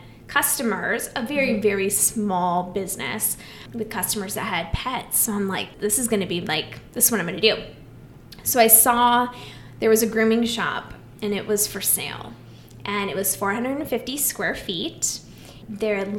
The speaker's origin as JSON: {"language": "English", "region": "Iowa", "country": "United States", "said": "I'm from Iowa, farm girl"}